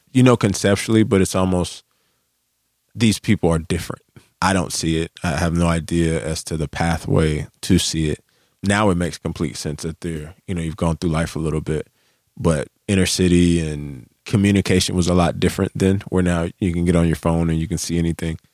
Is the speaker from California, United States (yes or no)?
no; Charlotte, North Carolina, United States; I'm from Charlotte